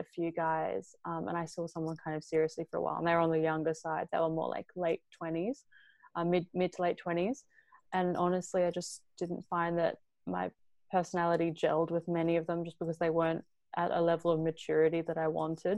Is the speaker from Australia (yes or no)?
yes; Australia; accent: Australian; moved away; I'm Australian